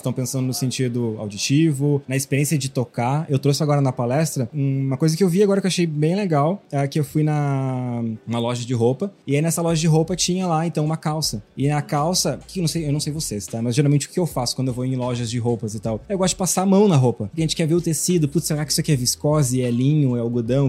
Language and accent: Portuguese; Rio Grande do Sul, Brazil; moved away as an adult; now in São Paulo, Brazil; eu já tô há cinco anos morando lá em São Paulo, mesmo sendo gaúcho, sendo daqui